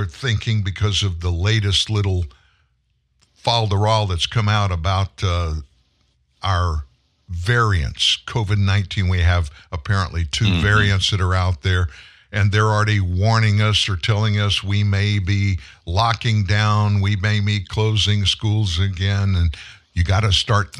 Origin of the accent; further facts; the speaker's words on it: Lafayette, Louisiana, United States; I grew up in Lafayette, South Louisiana